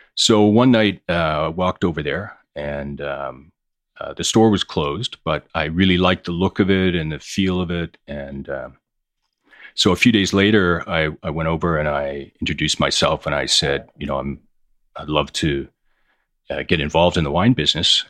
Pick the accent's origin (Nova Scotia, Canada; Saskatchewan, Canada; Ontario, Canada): Ontario, Canada; Hamilton; moved away as an adult; also born or lived in Toronto; now in New York, United States; I grew up in Hamilton, Ontario. I moved to New York in nineteen ninety.